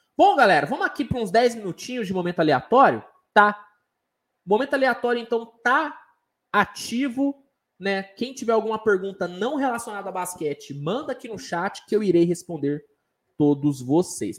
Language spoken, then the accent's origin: Portuguese; Uberaba, Minas Gerais, Brazil; Sou de Minas Gerais, sou de Uberaba